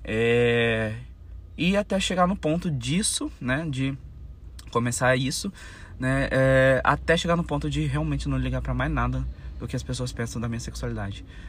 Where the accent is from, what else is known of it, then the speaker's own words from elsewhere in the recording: Campo Grande, Mato Grosso do Sul, Brazil; sou brasileiro. É, sou brasileiro, campograndense, sou mato-grossense